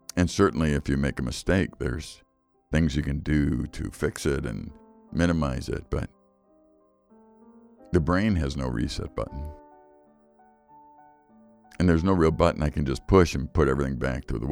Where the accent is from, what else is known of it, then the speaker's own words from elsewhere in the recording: Chicago, Illinois, United States; now in Wisconsin, United States; I grew up in Chicago